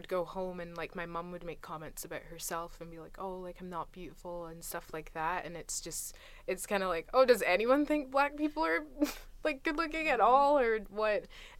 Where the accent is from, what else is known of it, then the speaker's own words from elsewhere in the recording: Scotland, United Kingdom; people were like, oh, you're Scottish? Like, I'm Scottish.